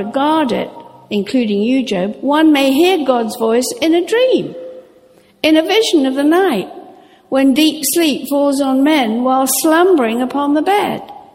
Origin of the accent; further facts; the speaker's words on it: Norfolk, East of England, United Kingdom; I grew up sailing in Norfolk